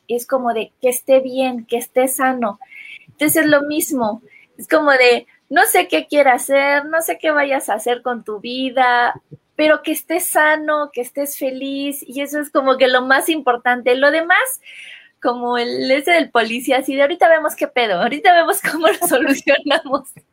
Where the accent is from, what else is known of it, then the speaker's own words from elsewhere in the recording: Comitán, Chiapas, Mexico; En mi pueblo, en Comitán